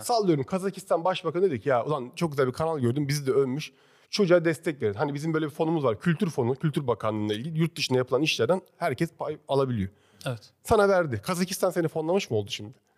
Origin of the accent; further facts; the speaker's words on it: İzmir, Turkey; moved away as an adult; now in Istanbul, Turkey; Ben doğma büyüme İzmir Karşıyaka'lıyım da baba tarafı Alanyalı